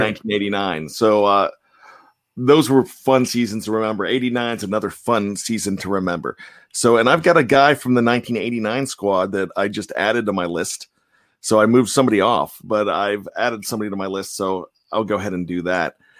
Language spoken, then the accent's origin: English; Johnstown, Pennsylvania, United States; now in Pittsburgh, United States; I grew up in Johnstown